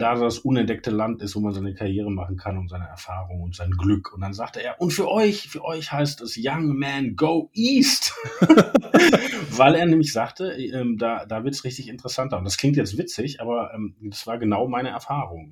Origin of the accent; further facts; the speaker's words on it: Wanne-Eickel, North Rhine-Westphalia, Germany; moved away as an adult; also born or lived in Essen / Leipzig; bin in Wanne Eickel aufgewachsen